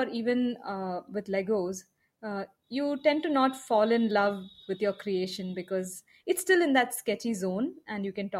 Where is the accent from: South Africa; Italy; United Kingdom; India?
India